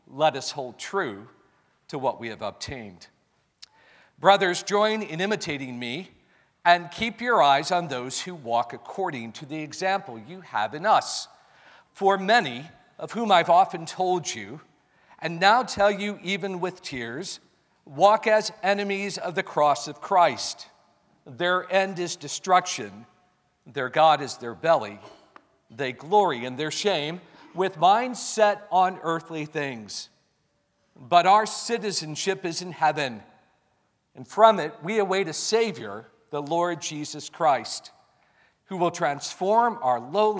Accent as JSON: {"language": "English", "country": "United States", "said": "I'm an American"}